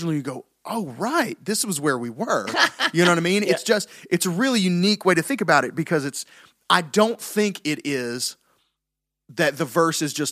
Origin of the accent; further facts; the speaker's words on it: the South, United States; We're from the South.